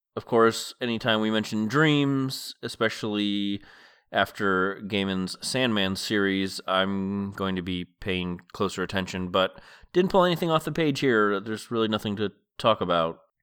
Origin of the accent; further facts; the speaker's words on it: Massachusetts, United States; moved away as an adult; now in West Coast, United States; I lived in Massachusetts growing up and have lived my adult life on the West Coast